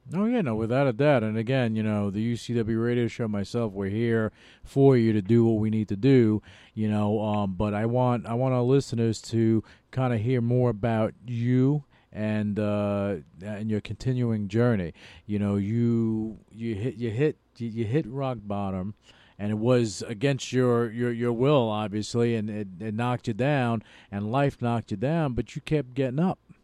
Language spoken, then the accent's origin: English; New York, United States; moved away; New York, a uh, New York uh, born and bred. But I lived all over the world